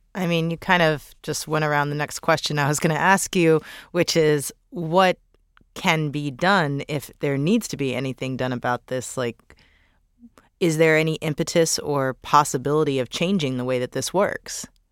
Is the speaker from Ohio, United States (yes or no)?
no; St. Louis, Missouri, United States; my hometown of Saint Louis